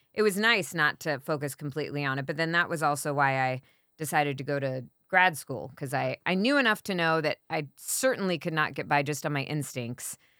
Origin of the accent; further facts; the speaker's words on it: Jacksonville, Florida, United States; moved away as an adult; also born or lived in Virginia / New York; now in Los Angeles, United States; I grew up in Jacksonville, Florida